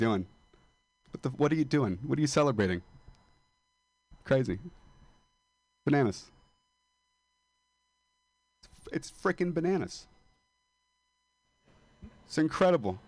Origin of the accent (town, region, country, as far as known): Modesto, California, United States; moved away as an adult